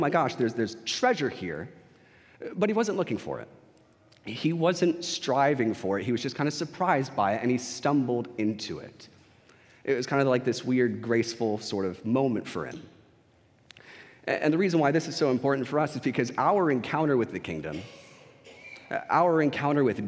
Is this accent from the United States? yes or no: yes; San Antonio, Texas, United States; I was from San Antonio